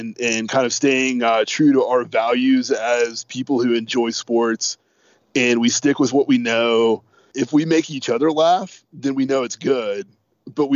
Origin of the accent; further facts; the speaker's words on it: North Carolina, United States; we're all from North Carolina, and I think that's one thing that makes us unique, is that we all grew up around here.